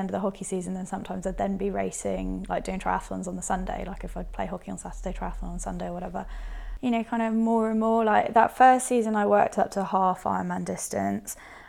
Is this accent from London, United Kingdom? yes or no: no; Northern Ireland, United Kingdom; So I was born in Northern Ireland and brought up in Northern Ireland. Not that it sounds like it from my accent. I'm sure people will listen and be like, no, you weren't, but genuinely was.